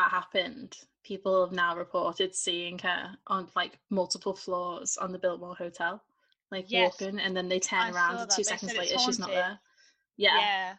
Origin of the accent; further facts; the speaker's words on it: England, United Kingdom; We're English